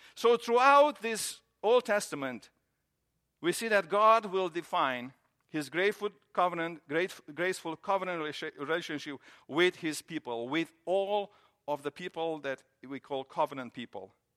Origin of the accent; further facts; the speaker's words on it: Romania; moved away as an adult; now in United States; I grew up in Romania